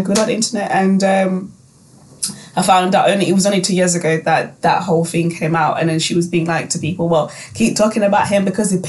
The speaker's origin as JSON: {"language": "English", "country": "Zimbabwe", "tie": "born or raised there", "said": "I grew up in Zim and I went to boarding school"}